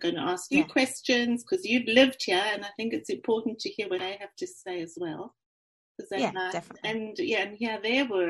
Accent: South Africa; accent: South African; moved away as an adult; now in Melbourne, Australia; I'm from South Africa, as you can hear from my accent.

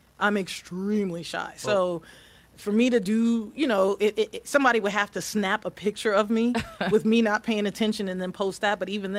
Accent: New York City, New York, United States; now in Atlanta, United States; I went to school in New York. I grew up in New York City. I went to Christ the King High School

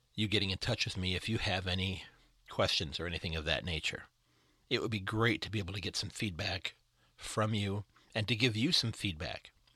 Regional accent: United States; as an American

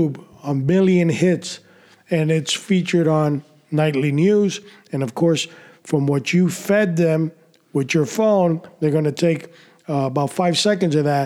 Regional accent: New York City, New York, United States; When I was a kid growing up in New York City

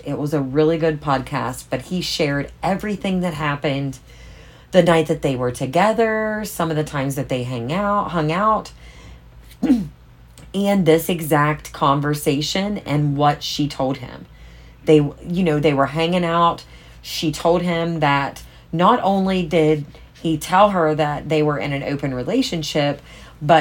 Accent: East Coast, United States; I'm from the East Coast

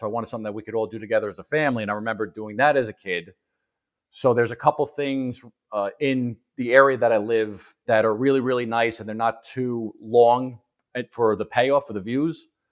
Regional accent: East Coast, United States; I'm from the East Coast, so I'm not used to elevation

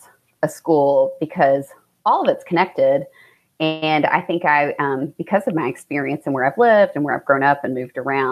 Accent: Central Kentucky, United States; moved away as an adult; also born or lived in Seattle / St. Louis; now in Fort Thomas, United States; I'm from Central Kentucky originally. So Richmond, Lexington, that's where most of my family lives now

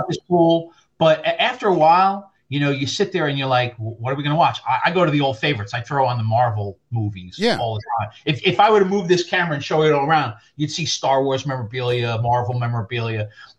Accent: New York City, New York, United States; now in New Jersey, United States; I'm not originally from New Jersey. I'm originally from South Queens.

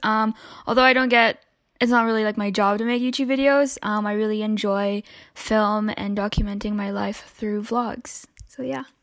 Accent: Philippines; moved away; in my home country, um, the Philippines

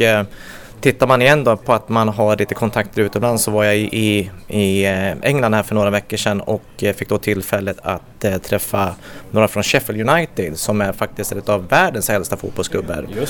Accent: Gävle, Gävleborg County, Sweden; född och uppvuxen i Gävle

